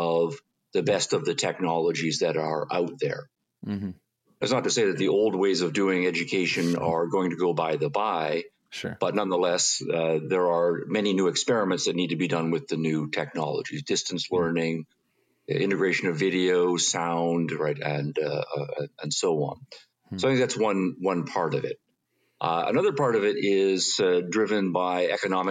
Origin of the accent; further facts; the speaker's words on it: Canada; moved away as an adult; now in United States; I was born and raised in Canada, did my undergraduate in Canada. I then came to the U.S. for grad school